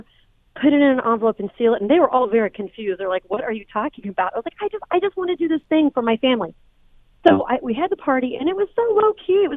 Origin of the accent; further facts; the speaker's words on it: Indiana, United States; also born or lived in Chicago, Illinois; now in Los Angeles, United States; I'm actually from Indiana, and I just moved to LA from Chicago in 2015.